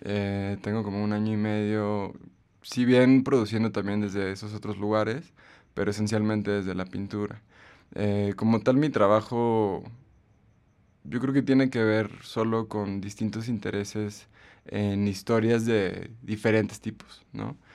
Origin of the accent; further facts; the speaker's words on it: Aguascalientes, Mexico; also born or lived in Guanajuato; comencé a ir a los museos en Aguascalientes, que es el lugar de donde yo soy